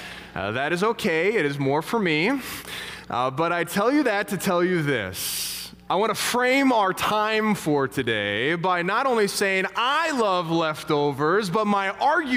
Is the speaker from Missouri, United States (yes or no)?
yes; St. Louis, Missouri, United States; moved away; We come from St. Louis originally. We got a lot of family down there